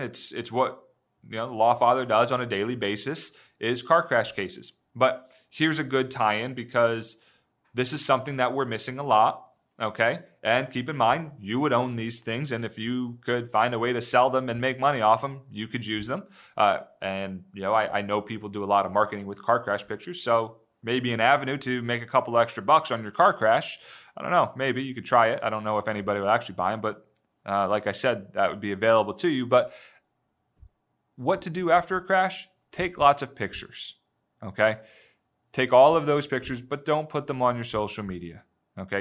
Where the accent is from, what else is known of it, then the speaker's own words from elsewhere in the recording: Northeast, United States; moved away; I grew up in the Northeast